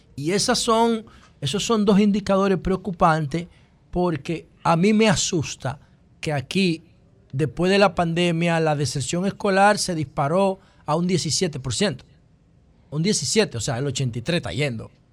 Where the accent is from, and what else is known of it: Dominican Republic